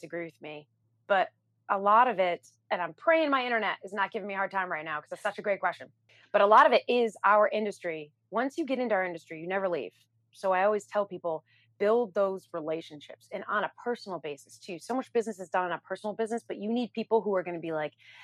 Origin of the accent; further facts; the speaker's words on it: New York City, New York, United States; I'm a New Yorker